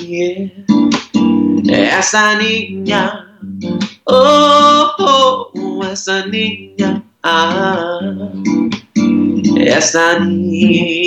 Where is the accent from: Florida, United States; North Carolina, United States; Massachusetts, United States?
Florida, United States; I'm Brazilian. I was born in Florida, but both my parents are Brazilian. My whole family's Brazilian